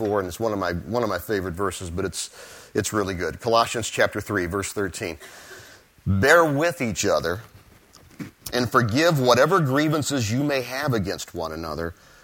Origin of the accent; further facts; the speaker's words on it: Ohio, United States; moved away; I'm from Ohio.